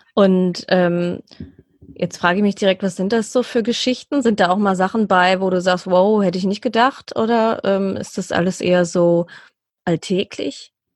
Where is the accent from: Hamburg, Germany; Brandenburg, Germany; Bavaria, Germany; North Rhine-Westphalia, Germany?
North Rhine-Westphalia, Germany; Essen; hier in Essen, meiner Heimatstadt